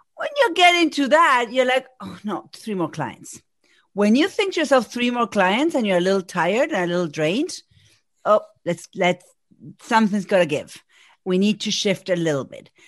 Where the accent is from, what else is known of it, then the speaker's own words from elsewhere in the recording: Argentina; first language Spanish; English is a second language; moved away as an adult; now in Massachusetts, United States; I'm from Argentina. Spanish is my first language, but I have been here in Massachusetts for over 20 years.